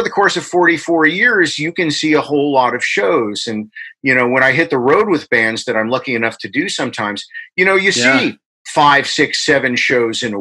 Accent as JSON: {"language": "English", "town": "Englishtown", "region": "New Jersey", "country": "United States", "tie": "born or raised there", "also_born_or_lived": "Newark, New Jersey", "said": "I was born in Newark, New Jersey, right near New York City. And when I was like 1 and a half or so, we moved down to what was the middle of nowhere at the time, Englishtown, New Jersey"}